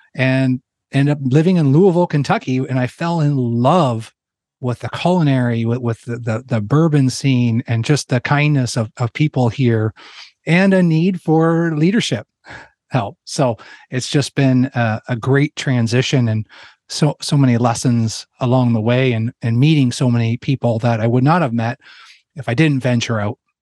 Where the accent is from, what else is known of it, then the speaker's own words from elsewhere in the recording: Ontario, Canada; moved away as an adult; I'm a Canadian that grew up in, in Ontario